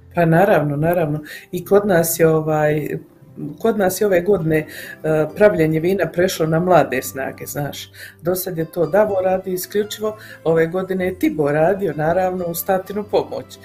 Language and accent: Croatian; Mostar, Federation of Bosnia and Herzegovina, Bosnia & Herzegovina; now in Calgary, Canada; kod nas u Mostaru